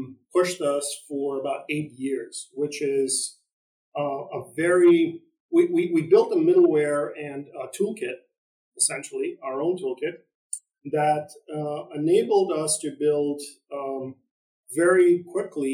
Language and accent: English; East Coast, United States; I'm from the East Coast